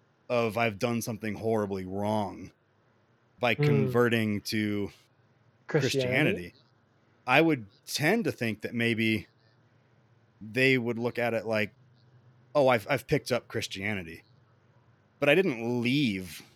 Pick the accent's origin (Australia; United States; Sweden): United States; Columbia, South Carolina; moved away as an adult; now in Colorado, United States; I grew up in South Carolina